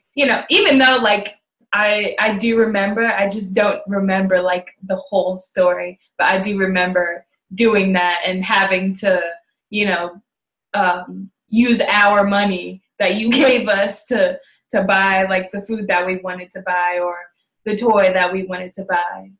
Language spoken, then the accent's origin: English; New York, United States; we're from New York